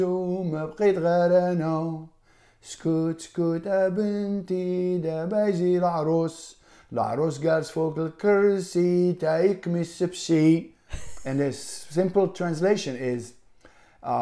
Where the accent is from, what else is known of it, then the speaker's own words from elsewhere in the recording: Israel; moved away as an adult; also born or lived in Sale, Morocco; now in United States; growing up in Israel, we were all mixed.